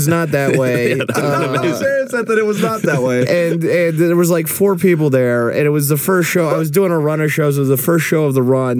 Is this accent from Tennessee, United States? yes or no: no; Tulare, California, United States; I was born in Tulare, baby.